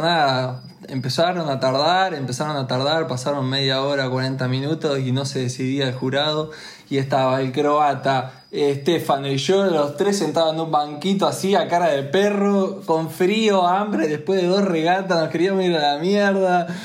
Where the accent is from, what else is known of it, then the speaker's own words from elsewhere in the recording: Argentina; de Argentina, también representante olímpico en Laser